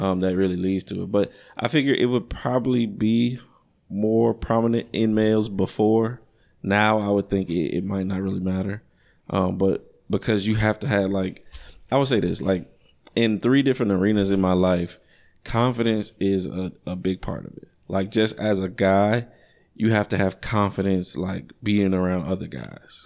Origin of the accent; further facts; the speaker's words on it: Chicago, Illinois, United States; growing up in Chicago, it, it's a very, it's a, it's a pimp heavy, pimp heavy culture